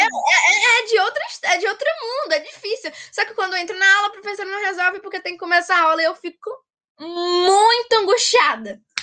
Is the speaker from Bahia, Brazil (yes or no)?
yes; Jequié, Bahia, Brazil; sou de Jiquié, na Bahia